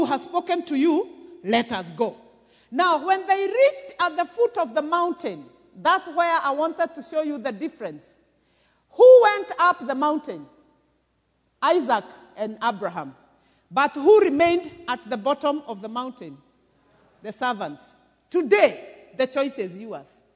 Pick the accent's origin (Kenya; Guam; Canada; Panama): Kenya; Murang'a County; I come from Mathioya, where J.J. Kamotho came from